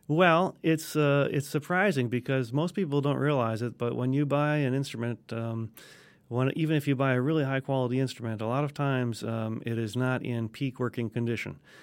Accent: Wisconsin, United States; now in Alabama, United States; I'm originally from Wisconsin, so, uh, we started clarinet in fifth grade.

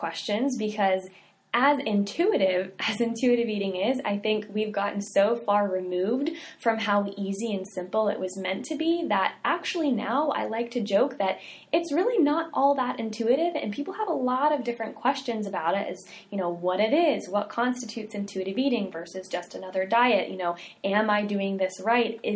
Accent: the South, United States; We're from the South

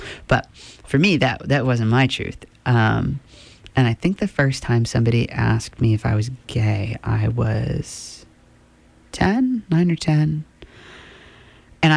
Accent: Midcoast, Maine, United States; I grew up in Midcoast, Maine, in a relatively liberal town.

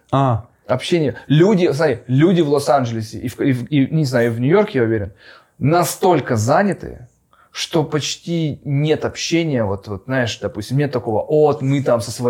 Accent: Far East, Russia; moved away; Мне еще даже к тому же помогает то, что мы уехали очень давно, и мы уехали с Дальнего Востока.

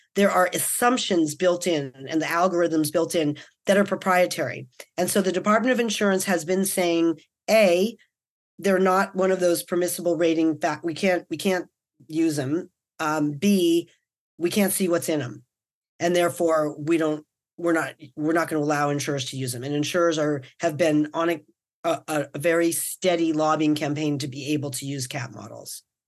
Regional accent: New York City, New York, United States; now in California, United States; I'm from Brooklyn

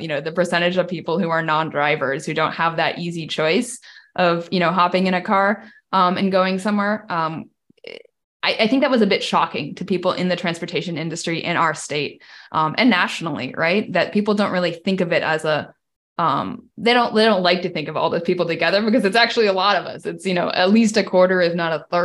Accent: Washington, United States; I grew up in Washington State as someone who couldn't drive

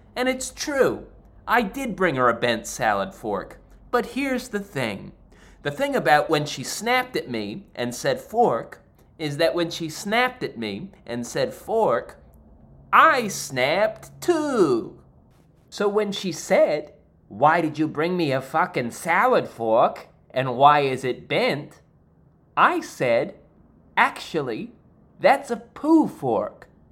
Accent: New Jersey, United States; I am from New Jersey

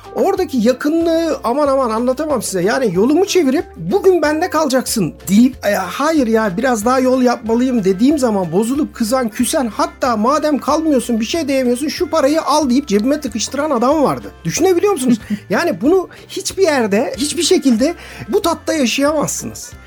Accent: Turkey

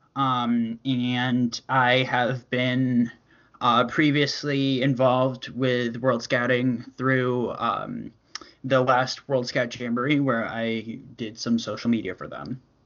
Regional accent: Connecticut, United States; I am from Connecticut, which is right between Boston and New York City

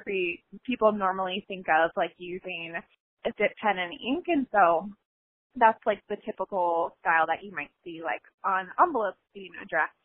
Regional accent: Cincinnati, Ohio, United States; I'm from Cincinnati

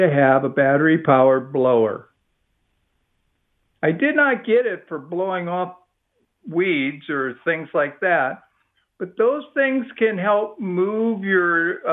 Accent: Midwest, United States; now in Texas, United States; I was raised in the Midwest as a kid

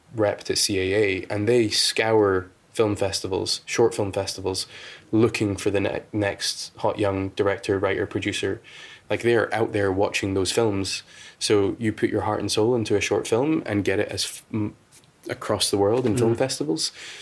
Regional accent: United Kingdom; we tend to take our time in the UK

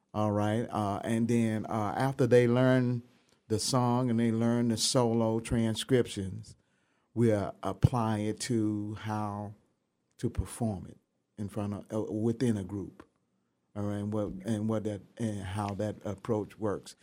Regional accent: Memphis, Tennessee, United States; moved away; I'm from Memphis, Tennessee

